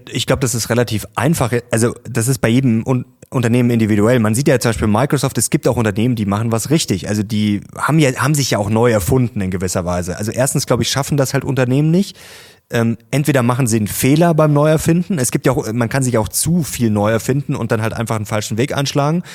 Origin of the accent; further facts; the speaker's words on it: Germany; bei uns in Deutschland